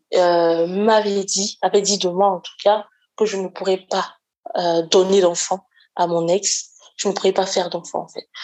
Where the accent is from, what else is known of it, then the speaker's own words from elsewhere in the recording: Côte d’Ivoire; also born or lived in near Lyon, France; now in France; je suis une Ivoirienne et je vis près de Lyon